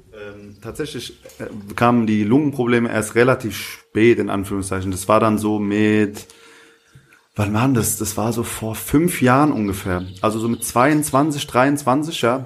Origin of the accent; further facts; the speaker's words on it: Hanau, Hesse, Germany; also born or lived in Aschaffenburg / Bavaria; now in Berlin, Germany; ich bin in Hanau groß geworden